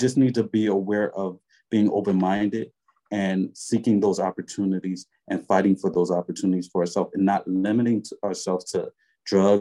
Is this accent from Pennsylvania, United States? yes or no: yes; Philadelphia, Pennsylvania, United States; I'm straight up from North Philly, West Philly, the Bottoms, Badlands